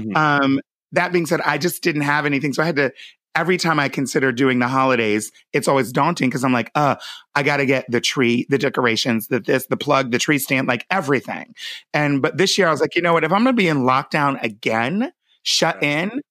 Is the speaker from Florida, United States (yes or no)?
no; Pennsylvania, United States; I'm from Pennsylvania.